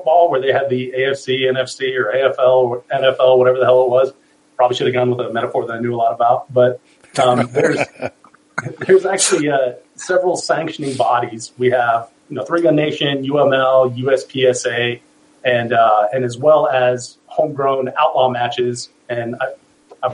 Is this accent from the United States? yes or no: yes; Colorado, United States; now I'm back in Colorado, which is my home state